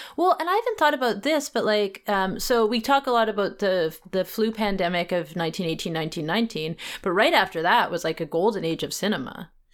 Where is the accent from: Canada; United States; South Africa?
Canada; Vancouver, British Columbia; moved away; it is my hometown